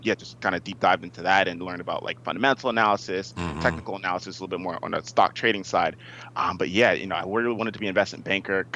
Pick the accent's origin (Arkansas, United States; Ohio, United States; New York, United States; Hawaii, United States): New York, United States; Uniondale; I'm from Uniondale, New York. So born and raised on Long Island